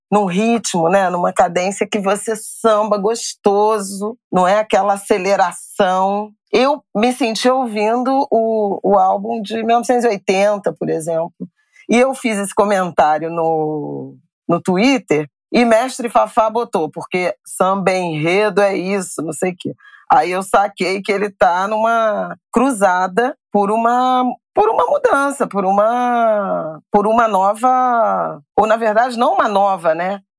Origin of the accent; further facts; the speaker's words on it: Rio de Janeiro, Brazil; eu sou de Irajá